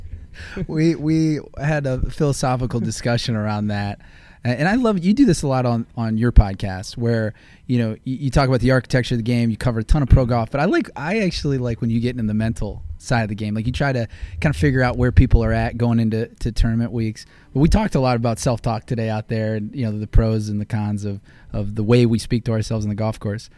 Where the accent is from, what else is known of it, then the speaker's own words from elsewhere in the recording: Akron, Ohio, United States; moved away; I'm a transplant. You know, I grew up in Akron, Ohio